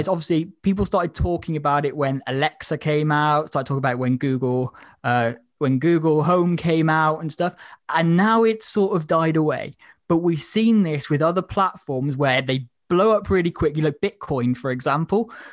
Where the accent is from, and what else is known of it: Wales, United Kingdom